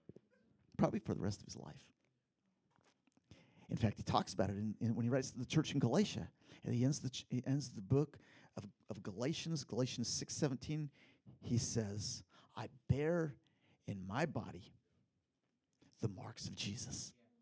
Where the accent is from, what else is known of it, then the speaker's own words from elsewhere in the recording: Philippines; back when I was a kid in the Philippines, you guys know that I grew up in the Philippines in a little tribal group.